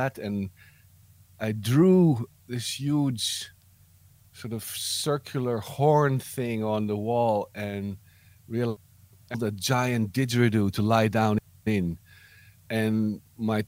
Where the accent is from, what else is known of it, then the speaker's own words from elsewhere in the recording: Amsterdam, North Holland, Netherlands; I was born outside Amsterdam, and then when I was five, my parents brought me to Amsterdam